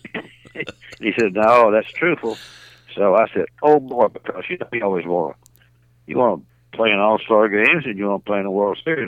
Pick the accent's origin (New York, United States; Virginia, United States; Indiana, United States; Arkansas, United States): Arkansas, United States; Little Rock; I was born and raised in Little Rock